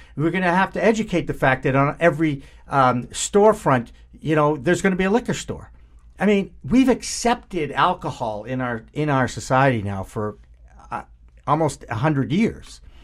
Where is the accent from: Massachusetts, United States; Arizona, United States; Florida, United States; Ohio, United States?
Massachusetts, United States; Newton; Newton is, of course, my hometown too